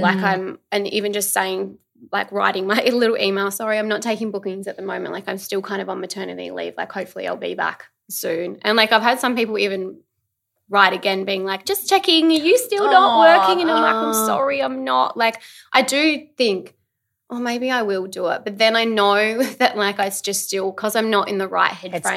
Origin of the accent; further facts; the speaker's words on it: Adelaide, South Australia, Australia; now in Melbourne, Australia; I'm originally from Adelaide.